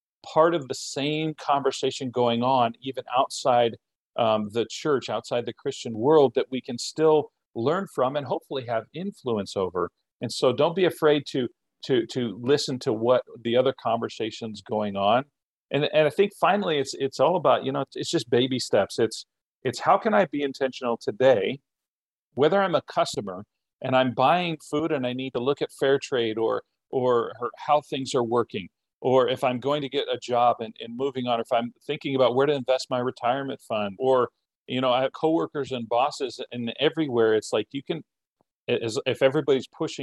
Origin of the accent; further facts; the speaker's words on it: United States; I'm American, crossing the border every day to teach